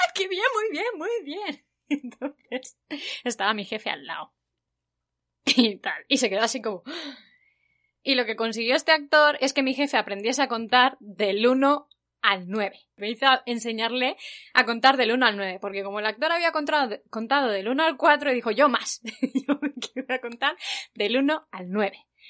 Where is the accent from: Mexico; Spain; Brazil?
Spain; now in South Korea; soy de España